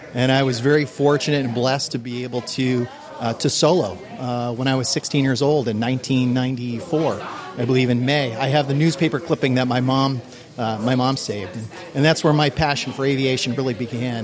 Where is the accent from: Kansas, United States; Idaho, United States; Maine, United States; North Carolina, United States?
Maine, United States; Portland; also born or lived in Biddeford, Maine / Aroostook County, Maine; I was born and raised in Maine, in Portland